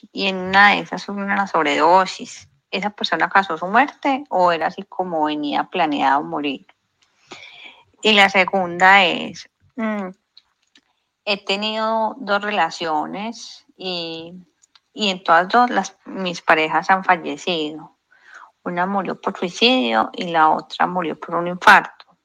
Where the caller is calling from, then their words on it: Colombia; Hola, buen día. … de Colombia.